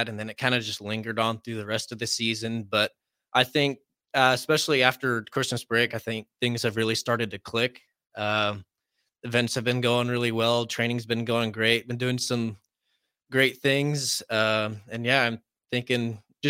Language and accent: English; Wilber, Nebraska, United States; I am from Wilbur, Nebraska. It's about 35 or so minutes from here.